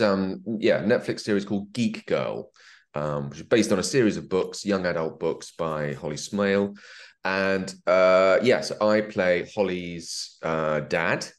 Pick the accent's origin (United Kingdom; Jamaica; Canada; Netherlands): United Kingdom; England; I'm English